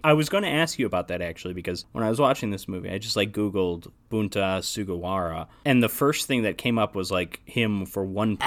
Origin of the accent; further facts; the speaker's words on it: United States; as an American